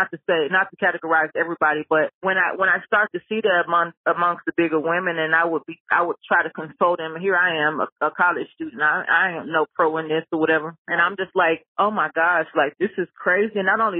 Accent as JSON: {"language": "English", "town": "Memphis", "region": "Tennessee", "country": "United States", "lives_now": "Atlanta, United States", "said": "I moved to Atlanta. I came from Memphis and I moved to Atlanta."}